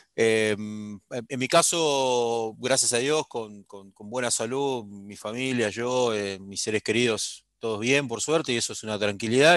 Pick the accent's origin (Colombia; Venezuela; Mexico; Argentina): Argentina